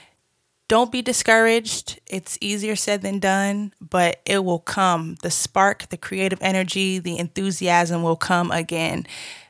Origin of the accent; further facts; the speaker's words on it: Boston, Massachusetts, United States; moved away as an adult; also born or lived in Georgia; now in Los Angeles, United States; I'm originally from Boston, Massachusetts. Shouts out to the Bean Town. I moved to Georgia to go to school